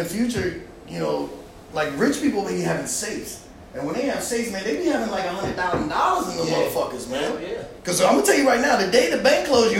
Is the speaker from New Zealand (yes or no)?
no; Springfield, United States; also born or lived in Hawaii; I was my dad was military. I was born in Hawaii and then moved here. Shit. My brothers got to enjoy Hawaii, but I was like 3. So I've been here. Yeah, I've been in Springfield. I went to West Springfield High School.